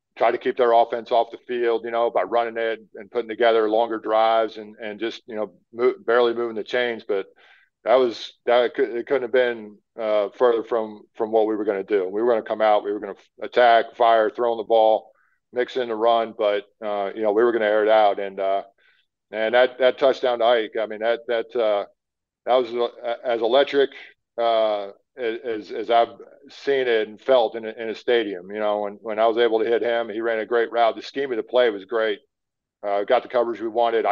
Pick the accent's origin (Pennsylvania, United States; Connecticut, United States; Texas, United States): Pennsylvania, United States; I grew up in the Northeast playing in Pennsylvania